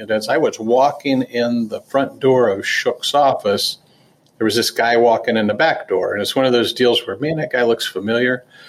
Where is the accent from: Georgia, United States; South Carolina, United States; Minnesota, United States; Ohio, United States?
Ohio, United States; Dayton; not so good if you wanted to work in Dayton and save a little money and live at home, because I was from Dayton.